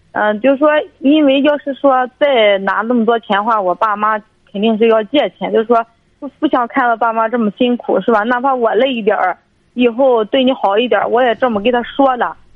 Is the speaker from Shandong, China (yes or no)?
yes; Dezhou, Shandong, China; 我是那个德州这一块儿的